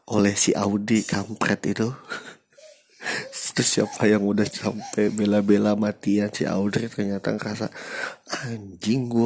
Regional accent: Bandung, West Java, Indonesia; now in Bekasi, Indonesia; padahal gua walaupun tinggal di Bekasi gua keturunan Bandung dan gede di Bandung SD gue sempat lama di Bandung jadi mereka nggak tahu nih gue nih bisa bahasa Sunda

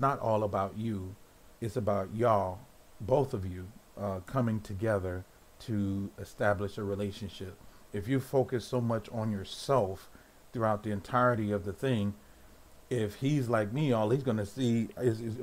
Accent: United States; I'm an American

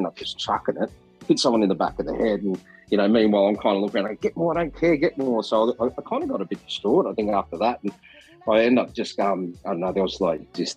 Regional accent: Australia; accent: Australian; singing in an Australian accent

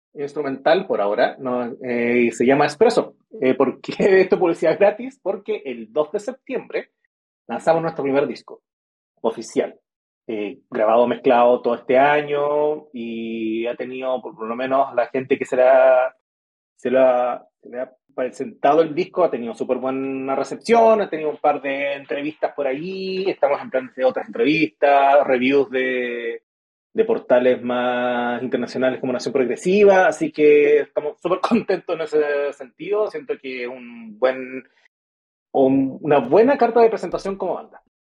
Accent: Antofagasta, Chile; yo vivo en Antofagasta. O sea, yo soy de Antofagasta

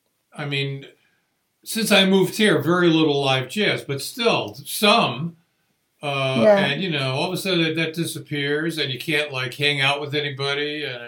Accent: West Hartford, Connecticut, United States; now in Arizona, United States; I'm from West Hartford, Connecticut, which is where the University of Hartford is, where Javon teaches.

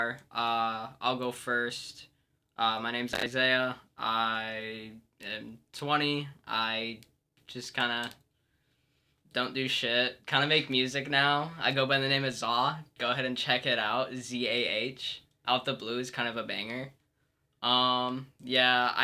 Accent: Winamac, Indiana, United States; I'm from a small town in Indiana known as Winnemac

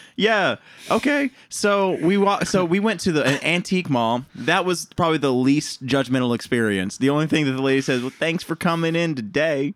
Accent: Honey Grove, Texas, United States; moved away; my hometown, Honey Grove.

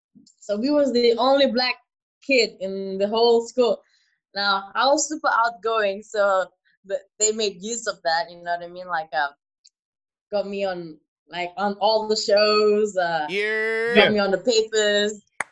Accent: China; So I grew a lot growing up in China.

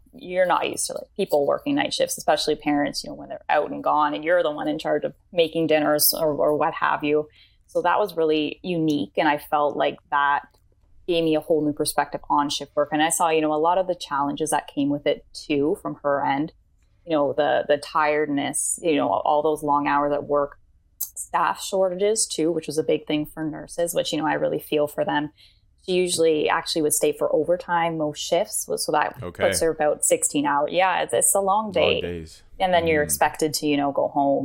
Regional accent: Kingston, Ontario, Canada; moved away as an adult; also born or lived in Guelph, Ontario; now in Hamilton, Canada; I was born in Guelph, and I spent most of my life in Kingston, but now I'm out here in the Hamilton area with my partner.

